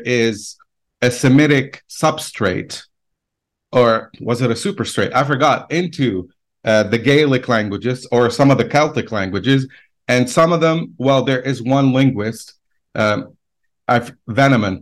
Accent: Lebanon; moved away as an adult; also born or lived in United States / Baghdad; I was born and raised in Lebanon, spent most of my life there.

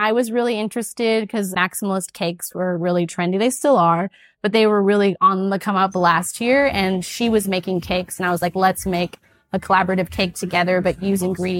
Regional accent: United States; as an American.

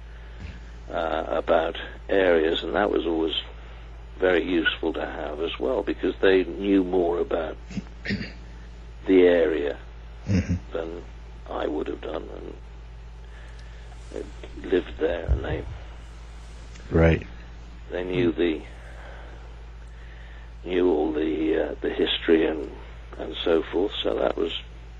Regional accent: Cardiff, Wales, United Kingdom; having been born and bred in Cardiff

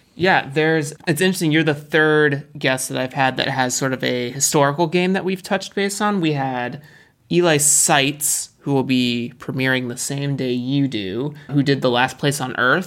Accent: United States; I'm American

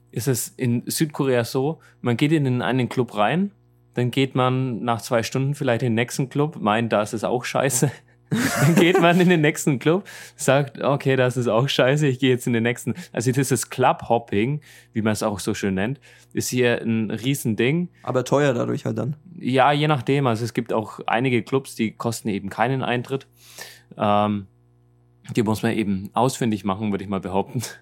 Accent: Germany; von uns in Deutschland

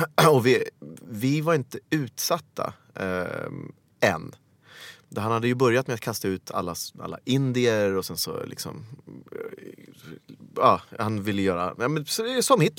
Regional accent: Kampala, Central Region, Uganda; born there; Jag föddes i eh, Kampala, Uganda Ehm, den 26 maj 1976.

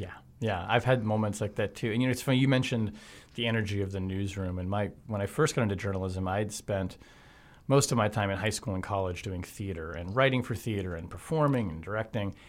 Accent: Marietta, Georgia, United States; I grew up in East Cobb. Well, high school in East Cobb County in Marietta

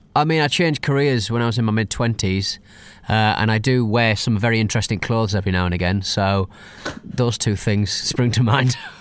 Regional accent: United Kingdom; I'm British

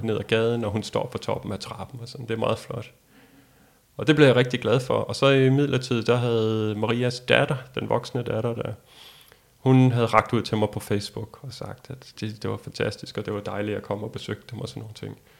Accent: Denmark; som dansker

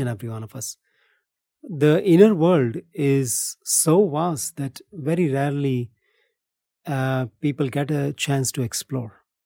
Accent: India; moved away as an adult; also born or lived in Philippines / Bali, Indonesia; born and brought up in India

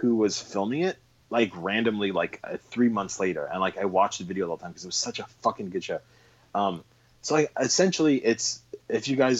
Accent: San Francisco, California, United States; I was born in San Francisco in 1988

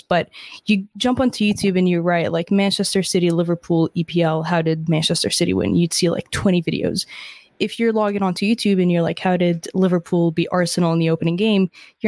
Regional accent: Dubai, United Arab Emirates; now in Canada; I was born and raised in Dubai, so I didn't actually grow up in Canada

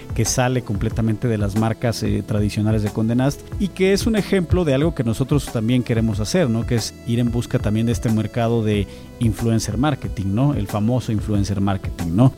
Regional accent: Mexico; esta dualidad que tenemos como mexicanos

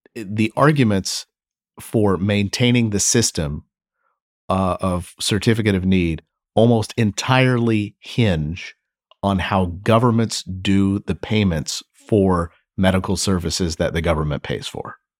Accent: Kentucky, United States; my home state of Kentucky

